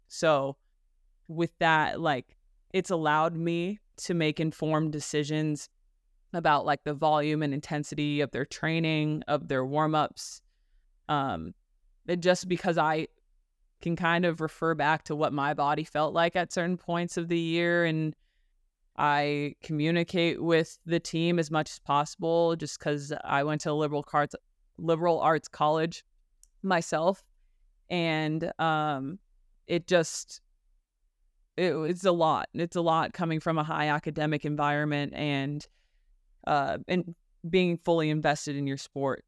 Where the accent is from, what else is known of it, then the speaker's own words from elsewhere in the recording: Burbank, California, United States; moved away as an adult; I am from Burbank, California, born and raised